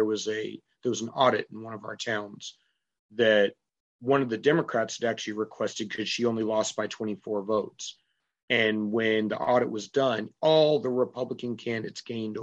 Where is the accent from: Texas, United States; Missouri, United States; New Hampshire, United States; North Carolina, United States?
New Hampshire, United States; also born or lived in England / Dayton, Ohio; I was born in England when my parents were still active duty, and then raised on Wright-Patterson Air Force Base in Dayton, Ohio. I grew up here in New England and New Hampshire